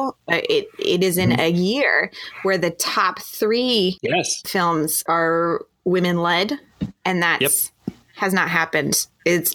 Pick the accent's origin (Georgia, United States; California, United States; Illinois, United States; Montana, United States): Montana, United States; we are from Montana.